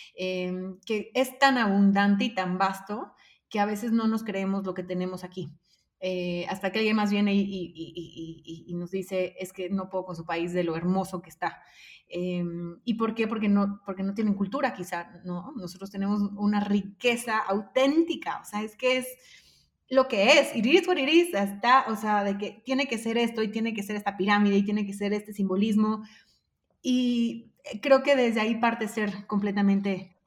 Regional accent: Mexico; como mexicanos

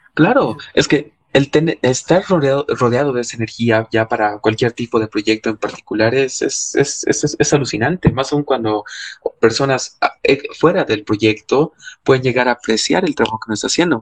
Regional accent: Cochabamba, Bolivia; yo soy cochabambino

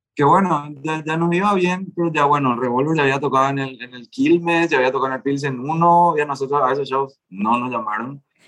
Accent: Asunción, Paraguay; somos de Asunción

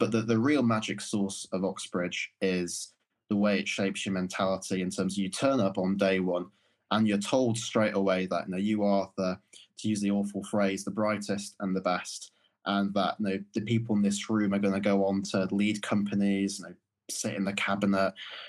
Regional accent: Morley, Yorkshire and the Humber, United Kingdom; things that growing up in Morley would have seemed completely out of reach or ridiculous ideas just kind of became the norm

